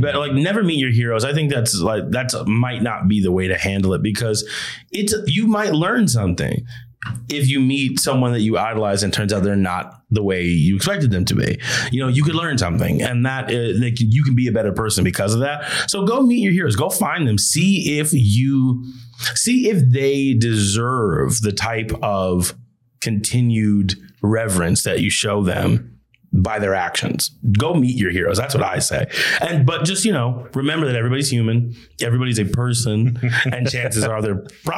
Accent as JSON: {"language": "English", "town": "Rosemount", "region": "Minnesota", "country": "United States", "tie": "born or raised there", "said": "grew up in Rosemont, Minnesota, which is a suburb of in Minneapolis"}